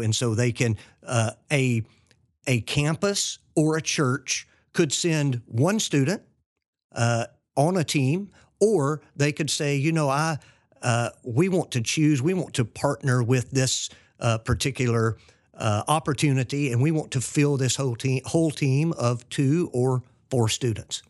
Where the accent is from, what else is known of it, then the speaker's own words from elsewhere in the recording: Fort Payne, Alabama, United States; moved away as an adult; also born or lived in New Orleans / Philippines; we're from Fort Payne, Alabama